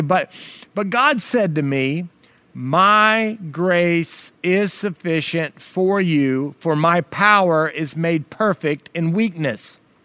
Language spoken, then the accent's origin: English; United States; as an American